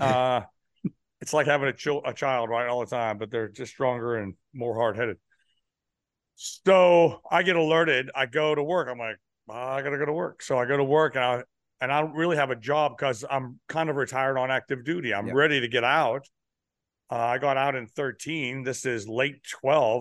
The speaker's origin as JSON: {"language": "English", "town": "Pittsburgh", "region": "Pennsylvania", "country": "United States", "tie": "born or raised there", "also_born_or_lived": "California", "moved": "yes", "lives_now": "South Carolina, United States", "said": "So I was born in California, but when I was seven years old, I was in Pennsylvania"}